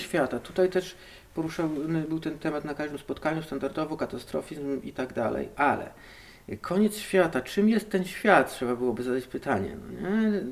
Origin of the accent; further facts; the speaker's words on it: Hajnówka, Podlaskie Voivodeship, Poland; moved away as an adult; also born or lived in Białystok / Knyszyn; Pochodzę z e, galaktyki NGC 7332, planeta Zordax, a tłumacząc na język polski, hajnówka, Puszczą